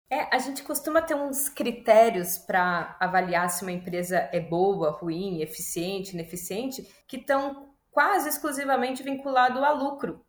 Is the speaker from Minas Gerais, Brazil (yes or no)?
no; Porto Alegre, Rio Grande do Sul, Brazil; moved away as an adult; now in São Paulo, Brazil; Eu já moro há 10 anos em São Paulo, mas eu sou de Porto Alegre